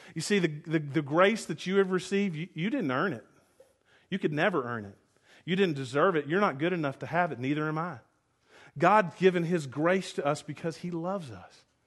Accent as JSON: {"language": "English", "region": "the South", "country": "United States", "tie": "born or raised there", "said": "I grew up in the South"}